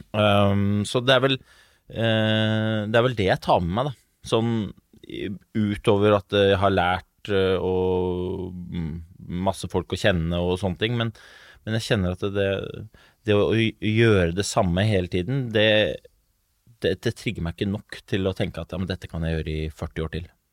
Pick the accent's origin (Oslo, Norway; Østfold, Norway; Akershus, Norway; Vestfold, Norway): Oslo, Norway; Jeg vokste opp eh, på Brobekk i Groruddalen.